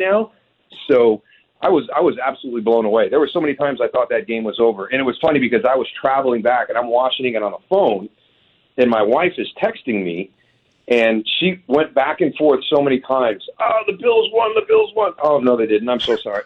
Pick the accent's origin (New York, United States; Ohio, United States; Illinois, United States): New York, United States; Western; I grew up in Western New York